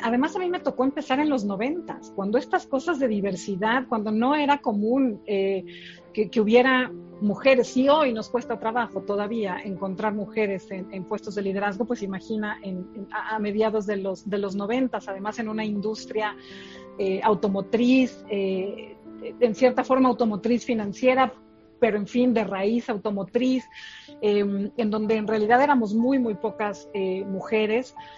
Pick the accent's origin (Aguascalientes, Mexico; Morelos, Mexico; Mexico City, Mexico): Mexico City, Mexico; ¿de dónde soy originaria? Soy de la Ciudad de México. Nací eh, acá en, la ciudad, eh, aquí y aquí sigo